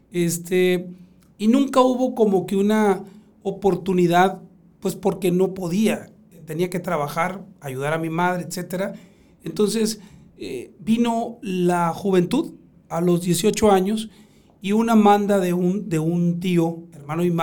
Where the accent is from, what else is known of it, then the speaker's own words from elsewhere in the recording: Matape, Sonora, Mexico; also born or lived in Batuc; yo ya nací en, llevándome a Matape de bebé. Entonces yo, yo no me acuerdo de Batuc, aunque quiero muchísimo a, mi raíz